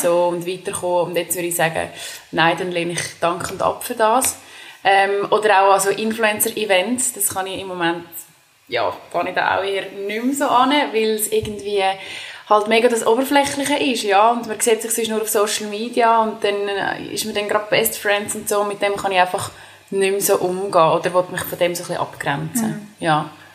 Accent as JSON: {"language": "German", "town": "Dallenwil", "region": "Nidwalden", "country": "Switzerland", "tie": "born or raised there", "moved": "yes", "said": "ich bin ursprünglich aus Nidwalden. Das ist, ähm, in, also ich bin in Dallewil geboren. Es ist ein kleines Dörfchen in Nidwalden"}